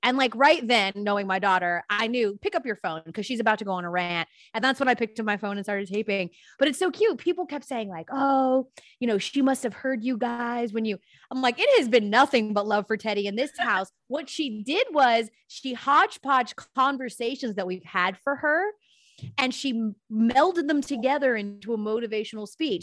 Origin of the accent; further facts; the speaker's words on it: Atlanta, Georgia, United States; I was born and raised in Atlanta